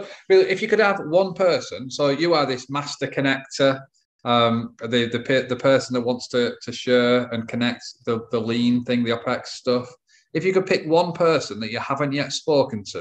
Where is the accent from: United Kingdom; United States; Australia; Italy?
United Kingdom; England; I'm English